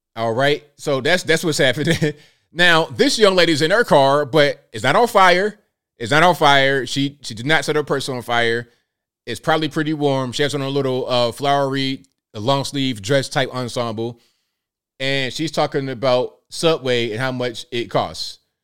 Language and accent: English; the South, United States; accent: little Southern country; I'm American. When they hear my American uh, little Southern country type of thing going on